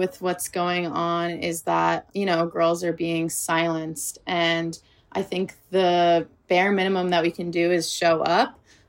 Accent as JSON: {"language": "English", "region": "New York", "country": "United States", "lives_now": "California, United States", "said": "I came here from New York. So I hadn't really been exposed to it."}